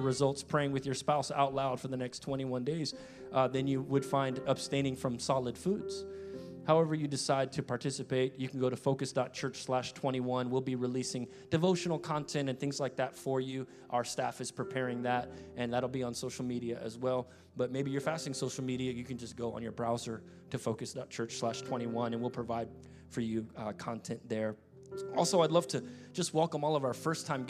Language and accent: English; United States; I'm an American, man, and I'm proud to be an American